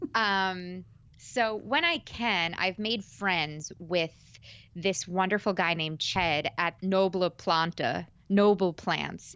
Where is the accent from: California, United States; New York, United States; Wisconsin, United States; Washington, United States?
New York, United States; suburbs of; also born or lived in Manhattan; I'm born and raised in New York, in the suburbs of New York, but I've lived in Manhattan for five years